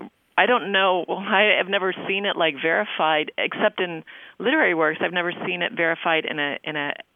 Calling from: Valdosta, Georgia, United States; I'm from Valdosta, Georgia.

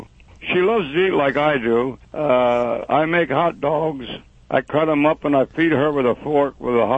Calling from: Lenhartsville, Pennsylvania, United States; The Chrisman's Lake in Lenhartsville.

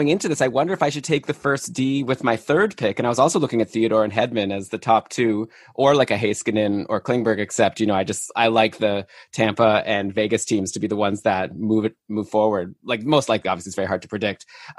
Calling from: Toronto, Ontario, Canada; I'm here in Toronto. I'm the only North American representation here.

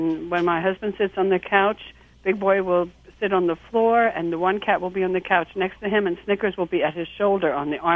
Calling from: West Reading, Pennsylvania, United States; I'm calling from um, West Reading, Pennsylvania.

